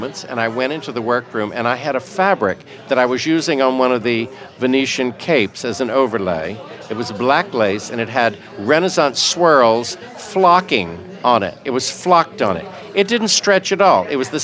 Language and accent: English; Raleigh, North Carolina, United States; born and raised in Raleigh, North Carolina